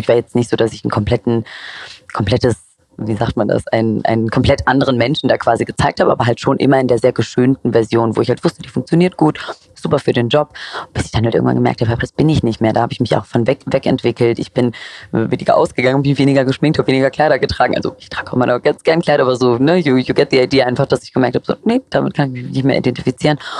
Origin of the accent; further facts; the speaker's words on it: Cologne, North Rhine-Westphalia, Germany; moved away; nicht die beste Kölnerin, aber ich, mein Herz ist trotzdem noch dort